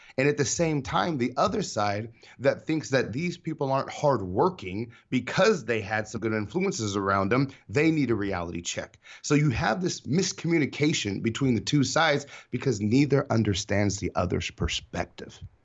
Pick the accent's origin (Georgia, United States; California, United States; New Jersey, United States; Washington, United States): California, United States; San Diego; San Diego, born and raised, best city in the world